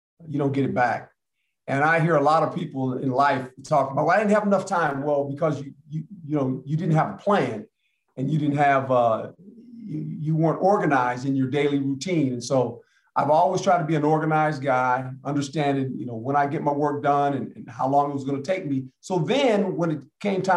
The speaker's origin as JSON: {"language": "English", "town": "Seaside", "region": "California", "country": "United States", "tie": "born or raised there", "also_born_or_lived": "Fort Dix, New Jersey / Germany", "said": "And so I grew up on the West Coast. That's how I ended up where I ended up in Seaside and Monterey on the peninsula, right, due to the fact there was an Army base. And I kind of grew up there"}